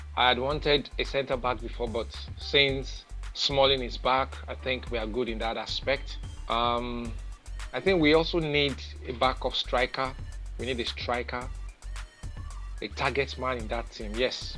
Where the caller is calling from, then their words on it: Lagos, Nigeria; I'm calling from Lagos, Nigeria.